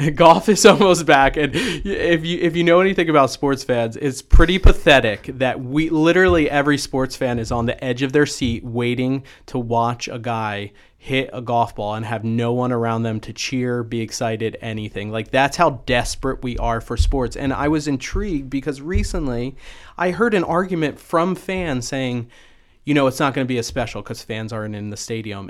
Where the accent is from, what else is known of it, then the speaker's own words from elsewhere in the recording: New Jersey, United States; moved away as an adult; also born or lived in Ennis, Texas / Coppell, Texas; now in Texas, United States; I grew up in Jersey